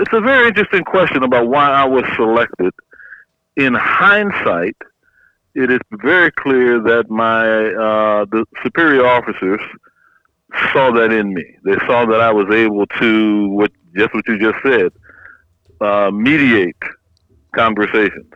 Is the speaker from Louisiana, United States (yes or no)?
yes; Opelousas, Louisiana, United States; moved away; I'm from a little town called Opelousas, Louisiana, right in the heart of the Bayou country